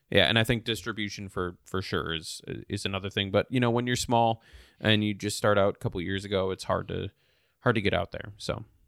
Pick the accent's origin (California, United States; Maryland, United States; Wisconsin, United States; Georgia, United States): Wisconsin, United States; moved away; craft, uh, craft beer spot in my hometown.